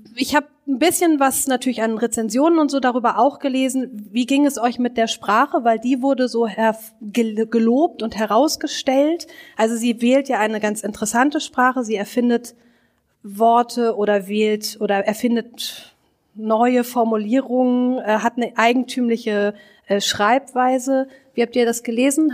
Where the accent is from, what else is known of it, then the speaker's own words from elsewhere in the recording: Hamburg, Germany; now in Berlin, Germany; ich bin Hamburgerin